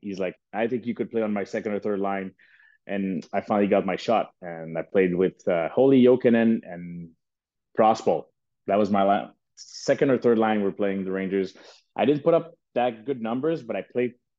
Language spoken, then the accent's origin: English; Canada; I'm from Canada